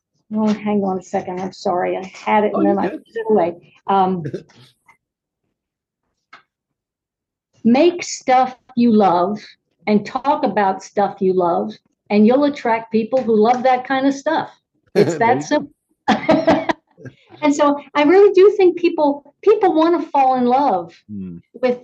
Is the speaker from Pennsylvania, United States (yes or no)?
yes; Reading, Pennsylvania, United States; moved away as an adult; now in Alabama, United States; I grew up in Reading, Pennsylvania. Even though I've lived my entire adult life here, I am not from here.